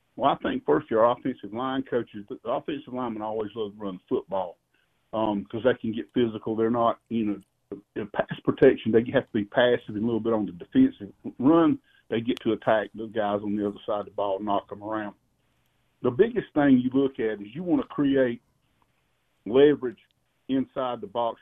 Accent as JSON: {"language": "English", "region": "South Carolina", "country": "United States", "tie": "born or raised there", "said": "if you grow up in that state, as I did"}